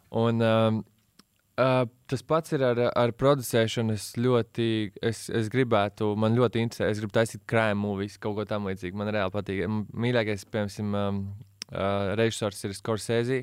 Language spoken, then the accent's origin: Latvian; Latvia; also born or lived in United States / England; es visu mūžu šeit dzīvoju.